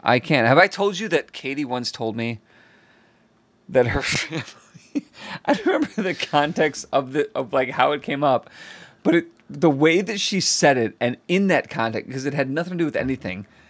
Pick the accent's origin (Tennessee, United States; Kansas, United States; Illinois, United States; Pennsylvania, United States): Illinois, United States; Chicago; moved away; I'm from Chicago